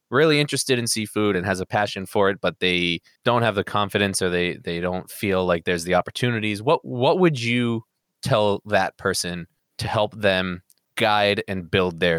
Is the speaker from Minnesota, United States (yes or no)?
no; New Hampshire, United States; now I am living in like the one town that's probably smaller than the one I grew up in in New Hampshire.